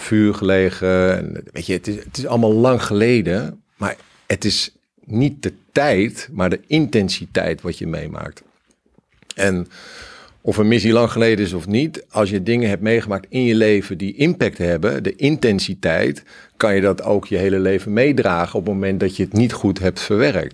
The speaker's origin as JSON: {"language": "Dutch", "country": "Cambodia", "moved": "yes", "lives_now": "Netherlands", "said": "ik kom uit Cambodja, daar heb ik het wel aardig wat meegemaakt en gezien."}